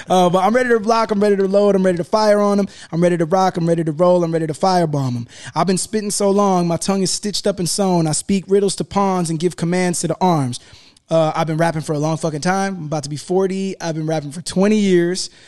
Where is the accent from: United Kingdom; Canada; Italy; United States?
United Kingdom; I was very happy because I'm British.